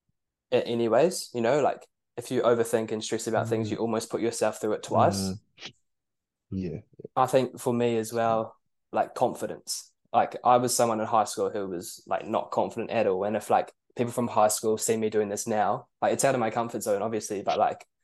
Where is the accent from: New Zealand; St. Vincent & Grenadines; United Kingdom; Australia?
New Zealand; Queenstown, Otago; moved away as an adult; now in Dunedin, New Zealand; I'm from Queenstown originally